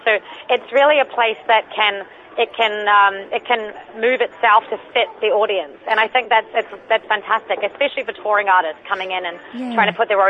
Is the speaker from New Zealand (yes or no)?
yes; Christchurch, Canterbury, New Zealand; I'm from Christchurch, it's in the South Island.